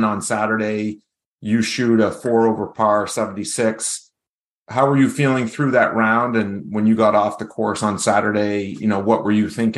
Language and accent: English; New Hampshire, United States; the top amateur golfers in my home state